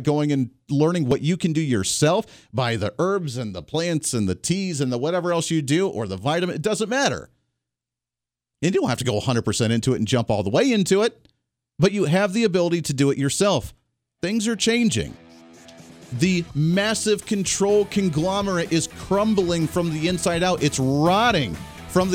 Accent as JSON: {"language": "English", "region": "Ohio", "country": "United States", "tie": "born or raised there", "moved": "yes", "lives_now": "Wichita, United States", "said": "Where I grew up in Ohio area, there's a lot of auto industry."}